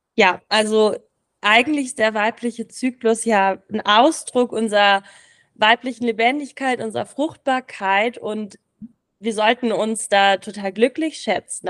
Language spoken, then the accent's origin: German; Berlin, Germany; moved away as an adult; now in Samedan, Switzerland; Ich komme ursprünglich aus Berlin, aber bin jetzt eben nach Samaran gezogen.